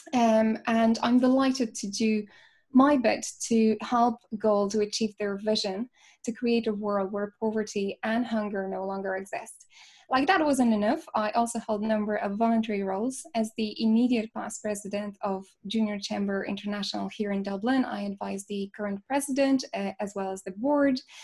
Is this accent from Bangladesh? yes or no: no; Poland; moved away as an adult; now in Ireland; I'm originally from Poland